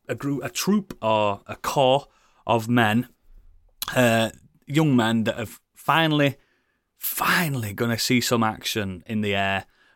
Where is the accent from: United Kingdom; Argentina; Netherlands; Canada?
United Kingdom; especially for us being British